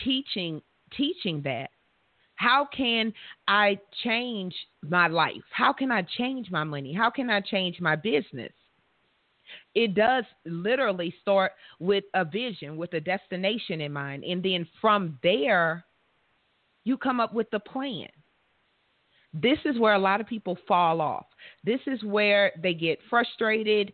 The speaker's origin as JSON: {"language": "English", "region": "Louisiana", "country": "United States", "tie": "born or raised there", "said": "right here in my home state where I'm all comfortable, Louisiana"}